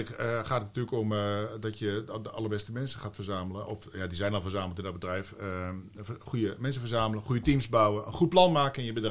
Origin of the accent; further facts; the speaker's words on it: Eindhoven, North Brabant, Netherlands; born there; Ik ben geboren in Eindhoven. Niet getogen, maar wel geboren